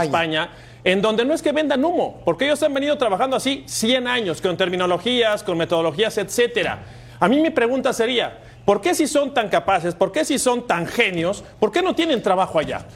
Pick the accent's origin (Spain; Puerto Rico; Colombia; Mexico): Mexico